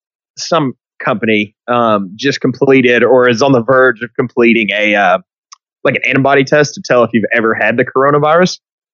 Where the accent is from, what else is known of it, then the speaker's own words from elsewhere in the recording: Hot Springs, Arkansas, United States; So in middle school, I grew up in Hot Springs.